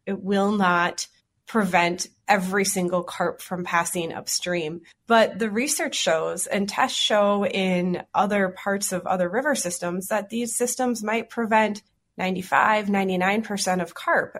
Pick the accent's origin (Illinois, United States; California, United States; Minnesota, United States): Minnesota, United States; Twin Cities; I grew up in the Twin Cities, and I live in Minneapolis now